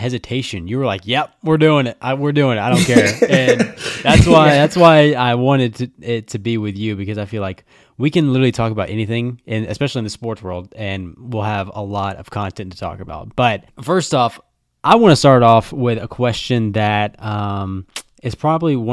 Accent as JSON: {"language": "English", "country": "United States", "said": "I'm from America"}